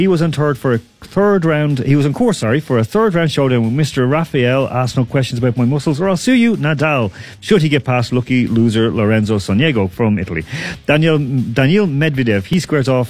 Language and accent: English; Dublin, Leinster, Ireland; we're both from Dublin